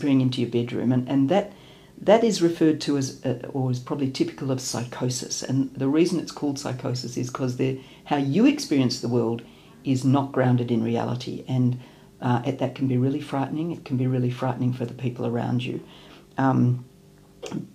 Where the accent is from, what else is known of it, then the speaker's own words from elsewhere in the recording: Melbourne, Victoria, Australia; I'm from Melbourne